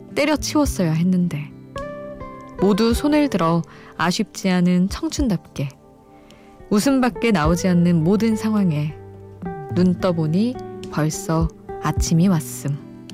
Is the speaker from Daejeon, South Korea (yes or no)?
yes; Daejeon, South Korea; now in Seoul, South Korea; 본가 대전에 있고